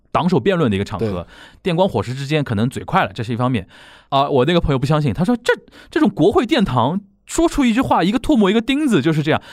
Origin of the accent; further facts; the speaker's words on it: Shanghai, China; 我们上海人就叫甲板气啊